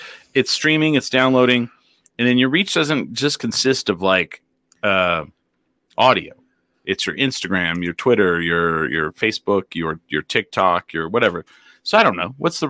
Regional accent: Finland; We're from Finland. We're nice.

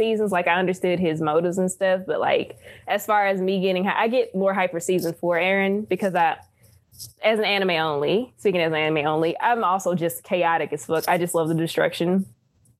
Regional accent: Terry, Mississippi, United States; I'm from Terry, Mississippi, so woo, dirty south.

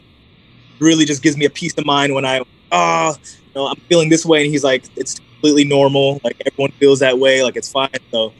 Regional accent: Jamaica; now in Ohio, United States; you know, I'm Jamaican, so, you know, sea moss is something that's been a part of our culture for years. Me being in Ohio, it's not really there.

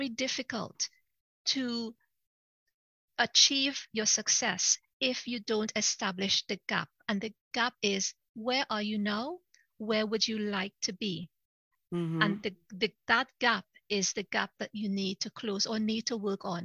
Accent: Trinidad & Tobago; moved away as an adult; now in United Kingdom; I'm originally from Trinidad. It's the most southern of all the Caribbean islands, just above Venezuela. So I'm originally from Trinidad, but I came over to the UK to work and I've been here ever since. But Trinidad is my country of birth.

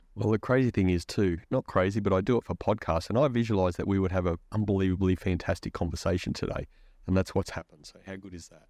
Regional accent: Queensland, Australia; I'm a Queenslander

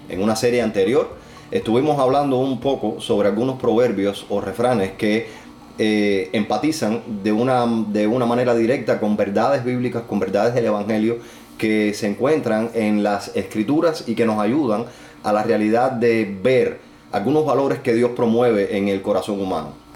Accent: Cuba

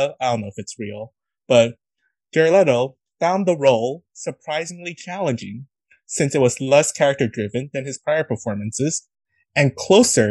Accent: New York City, New York, United States; I'm from New York City

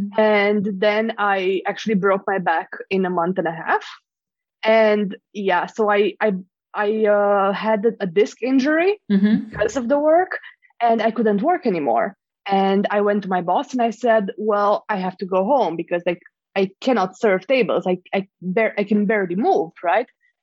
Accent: Romania; moved away; I'm originally from Romania.

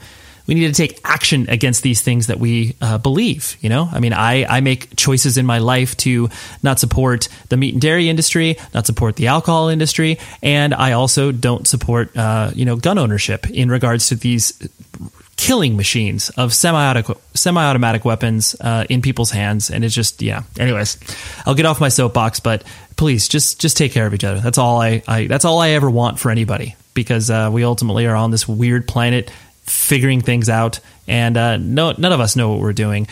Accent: California, United States; at the PCH Club in Wilmington, California, because I'm from Southern California.

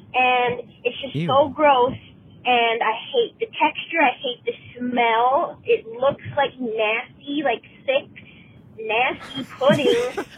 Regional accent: Minnesota, United States; I'm from Minnesota

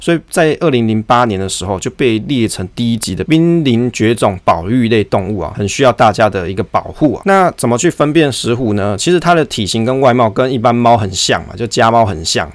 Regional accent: Taiwan; 身为台湾人的我们

